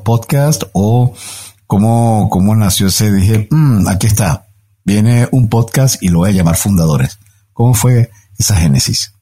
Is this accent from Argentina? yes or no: no; Venezuela; moved away as an adult; now in Mexico; Yo tengo casi 13 años en México, vengo de Venezuela